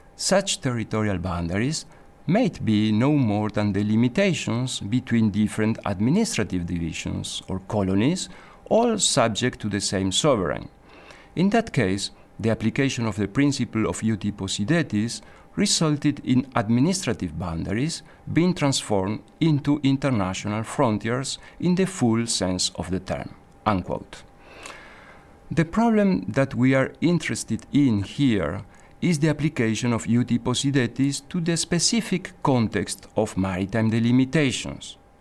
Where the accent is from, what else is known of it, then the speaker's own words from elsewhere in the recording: Argentina; now in Geneva, Switzerland; I come from Argentina